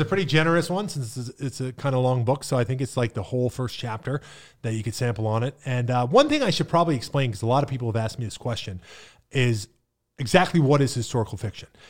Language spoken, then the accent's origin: English; Pennsylvania, United States; now in Bradenton, United States; I grew up in Appalachia